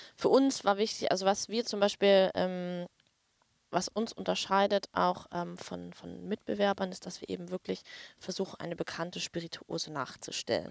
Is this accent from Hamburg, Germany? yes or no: yes; Hamburg, Germany; now in Berlin, Germany; aktuell wohne ich in Berlin, äh, habe aber meine Wurzeln in Hamburg